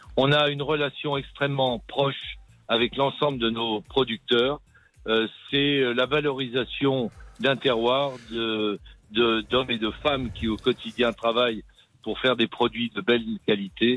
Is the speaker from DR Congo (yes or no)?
no; Issoudun, Centre-Val de Loire, France; je suis né à Issoudun, oui. oui. J'ai beaucoup voyagé euh, grâce à mon métier dans le monde entier, mais je reviens toujours à mes sources.